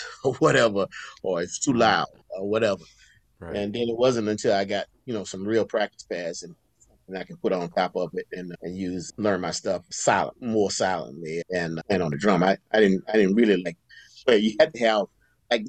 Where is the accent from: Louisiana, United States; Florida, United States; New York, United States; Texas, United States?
Florida, United States; Vero Beach; Vero Beach, that's my hometown, Vero Beach, Florida